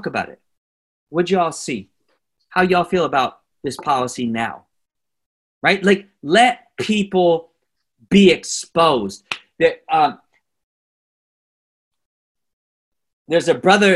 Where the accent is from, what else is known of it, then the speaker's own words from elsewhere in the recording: Oakland, California, United States; I'm from Oakland